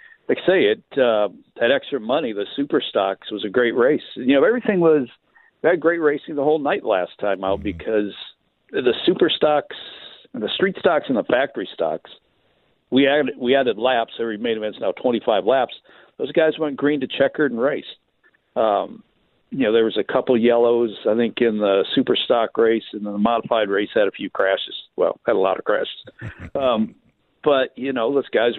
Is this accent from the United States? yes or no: yes; Michigan, United States; Track I grew up around in Michigan, where I first 18 years, I spent every Saturday night there